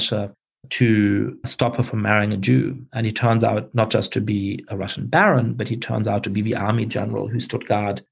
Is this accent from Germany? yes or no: yes; Germany; moved away; I grew up in Germany